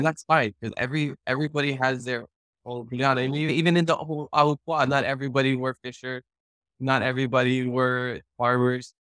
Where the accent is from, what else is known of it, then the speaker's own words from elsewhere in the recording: Hawaii, United States; first language Hawaiian; English is a second language; I've been so blessed with a Hawaiian immersion background, Hawaiian as my first language